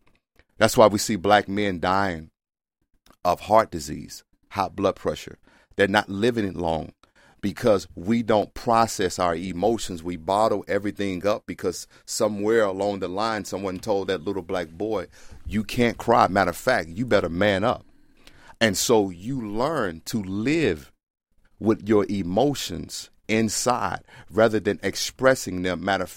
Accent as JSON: {"language": "English", "region": "the South", "country": "United States", "tie": "born or raised there", "said": "See, I grew up in the South with black men that didn't talk."}